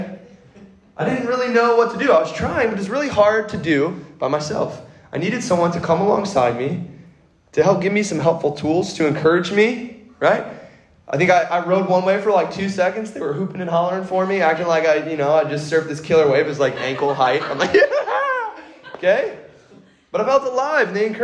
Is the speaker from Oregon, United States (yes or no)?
no; Kentucky, United States; moved away as an adult; also born or lived in California; I grew up in Kentucky, far, far away from an ocean